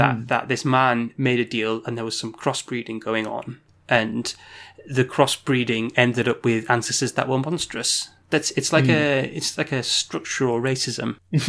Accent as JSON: {"language": "English", "country": "United Kingdom", "said": "As white British liberals."}